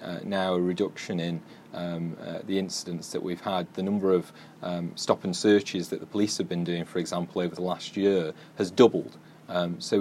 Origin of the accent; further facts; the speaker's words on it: Stoke-on-Trent, West Midlands, United Kingdom; somebody who's born and bred in Stoke-on-Trent. I've lived in the city my whole life